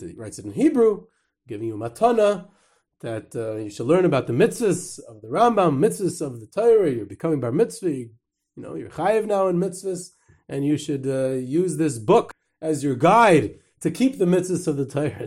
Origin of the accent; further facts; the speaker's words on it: New York, United States; I'm from New York